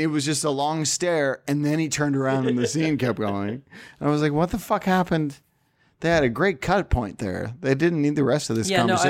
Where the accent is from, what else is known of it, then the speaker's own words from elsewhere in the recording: Canada; I'm Canadian.